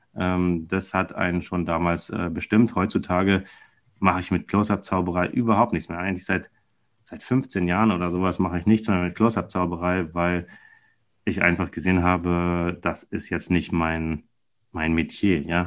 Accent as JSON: {"language": "German", "region": "Berlin", "country": "Germany", "also_born_or_lived": "Weilheim in Oberbayern", "said": "ich bin ja Berliner, also damals Westberliner und dann bin ich in den Osten gezogen, als dann die, die Mauer fiel"}